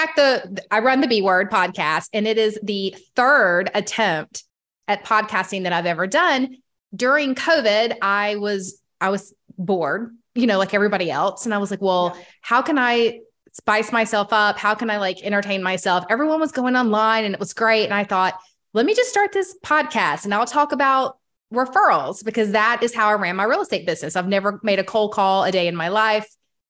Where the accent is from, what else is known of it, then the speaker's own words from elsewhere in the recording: Atlanta, Georgia, United States; in my hometown.